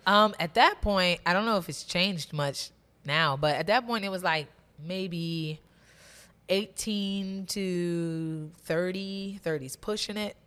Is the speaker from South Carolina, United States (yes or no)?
no; Maple Heights, Ohio, United States; also born or lived in Cleveland, Ohio; I grew up mostly in Maple Heights, Ohio.